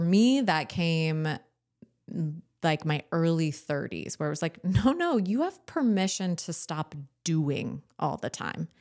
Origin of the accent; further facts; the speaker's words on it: Southern California, United States; moved away as an adult; I grew up in Southern California